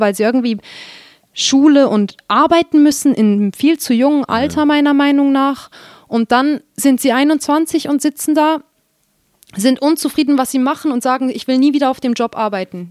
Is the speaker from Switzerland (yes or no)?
yes; Switzerland; hier bei uns in der Schweiz